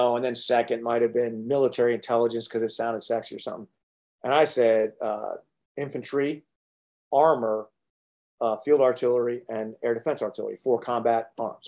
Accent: Connecticut, United States; I was raised in Connecticut

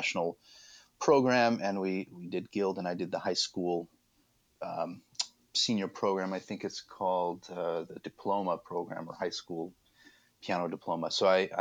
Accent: Albuquerque, New Mexico, United States; also born or lived in Gothenburg, Sweden; I was born in Sweden, actually, in Göteborg, in Gothenburg. But we moved to the States when I was very young and grew up mostly in Albuquerque up through high school

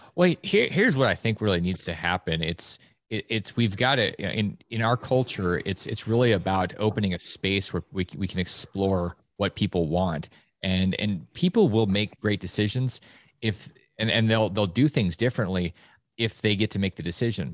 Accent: Alaska, United States; moved away; Growing up in Alaska

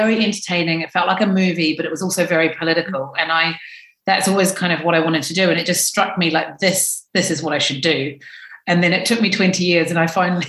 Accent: Dunedin, Otago, New Zealand; moved away as an adult; now in London, United Kingdom; my hometown in New Zealand

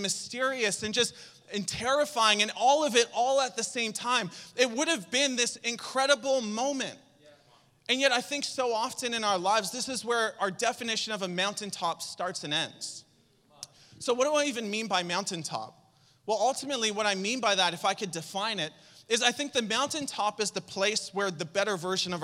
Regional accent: Saint John, New Brunswick, Canada; moved away; I'm from St. John

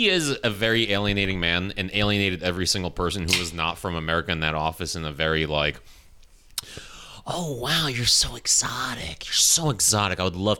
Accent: Ukraine; now in New York City, United States; I was born in Ukraine, whatever, and … I guess, if you're speaking to me like as a close friend.

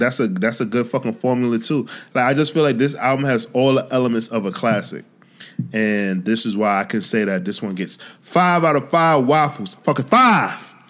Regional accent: New York City, New York, United States; me being a New Yorker

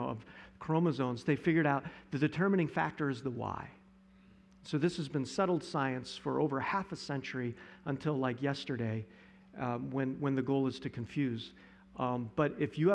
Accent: Johnson City, United States; when I was growing up in Johnson City

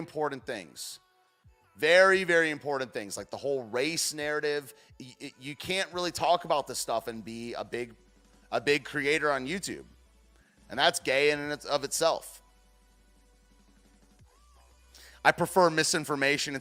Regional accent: United States; I speak American, dude. I'm an American boy

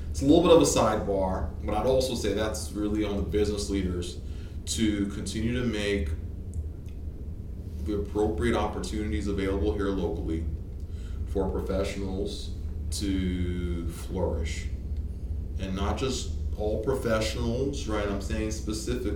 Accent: Toronto, Ontario, Canada; moved away as an adult; also born or lived in Nigeria / Hattiesburg, Mississippi, United States; now in Shreveport, United States; I moved from Nigeria to Toronto, 8 and a half. Mm-hmm. I moved from Toronto to, I guess, Southern Mississippi, Hattiesburg area, 19.

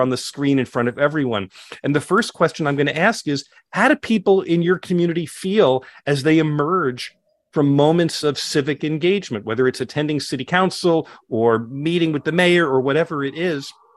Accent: Scottsdale, Arizona, United States; here in my hometown in Scottsdale, Arizona

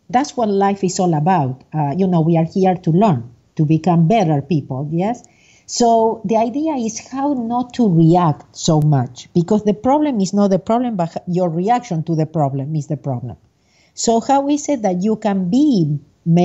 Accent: Argentina; moved away as an adult; now in United States; I was born in Argentina, and I'm living in the U.S. I have been living in the U.S. for the last 37 years. I was an accountant, a CPA, and a licensed

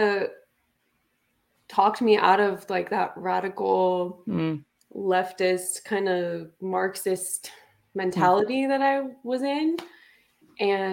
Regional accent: Las Vegas, Nevada, United States; I grew up in Vegas.

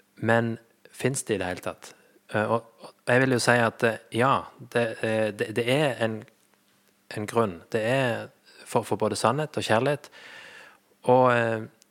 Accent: Flekkefjord, Agder, Norway; moved away as an adult; also born or lived in Sandnes; jeg er født og oppvokst i Flekkefjord

